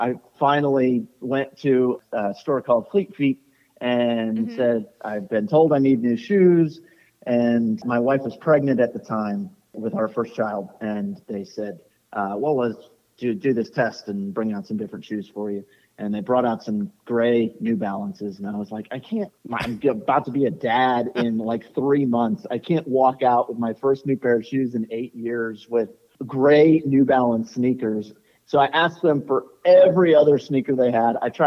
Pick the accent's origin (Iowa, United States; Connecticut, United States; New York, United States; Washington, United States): Connecticut, United States; Goshen; moved away; I did a 10K on several Thanksgivings growing up in Goshen, Connecticut